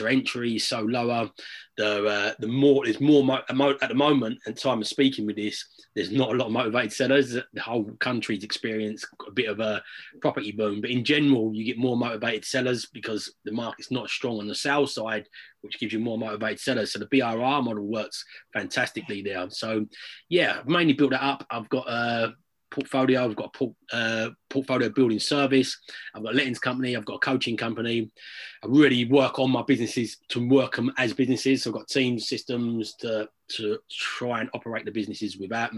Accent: United Kingdom; also born or lived in London; I was born in London, but from the age of about six, I grew up in a little village just out on the outskirts

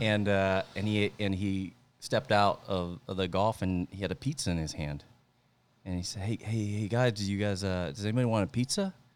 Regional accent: Central Valley, near Stockton, Northern California, United States; moved away as an adult; now in San Jose, United States; I grew up in Central Valley, Northern California, close to, uh, kinda like the Stockton area

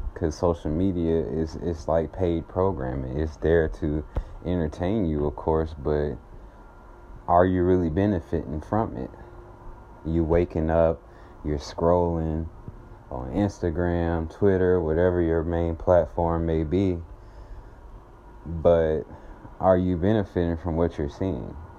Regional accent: Atlanta, Georgia, United States; I am from Atlanta, Georgia

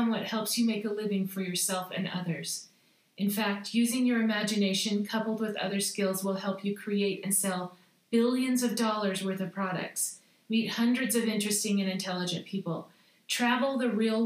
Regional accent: Salt Lake City, Utah, United States; I grew up in Salt Lake City, Utah, at the foot of Mount Olympus

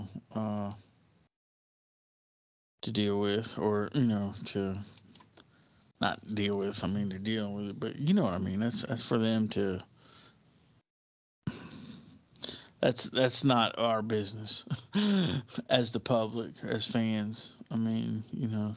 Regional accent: United States; I grew up in America in the 1980s and late 70s

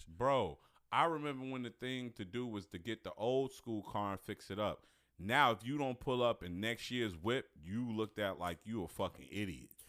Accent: Chicago, Illinois, United States; born or raised there; moved away as an adult; now in Detroit, United States

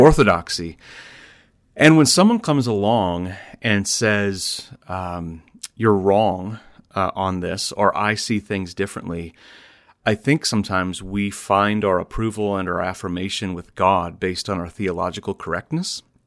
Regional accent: Iowa, United States; here in Iowa, my home state

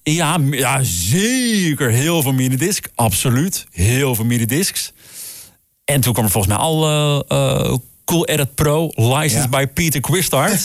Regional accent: Groningen, Netherlands; Ik kom uit Groningen

